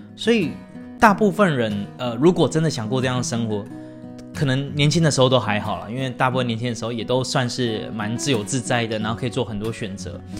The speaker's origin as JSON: {"language": "Chinese", "country": "Taiwan", "said": "我们台湾人一定懂的台积电"}